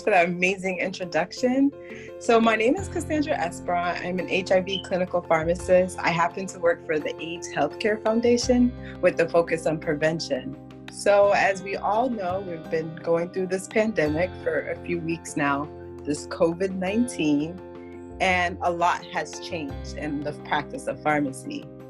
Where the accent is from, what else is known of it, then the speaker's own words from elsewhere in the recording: Haiti; now in Florida, United States; I'm actually my background is Haitian, so I'm originally from Haiti